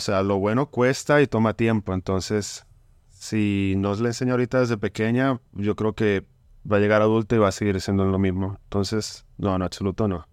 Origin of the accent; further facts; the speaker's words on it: Bucaramanga, Santander, Colombia; moved away; somos de Colombia, yo soy de Bucaramanga